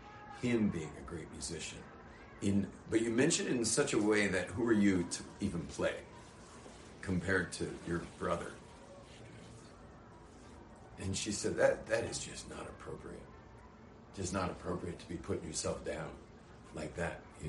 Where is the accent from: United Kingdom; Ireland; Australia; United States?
Australia; now in Jerusalem, Israel; I'm from Australia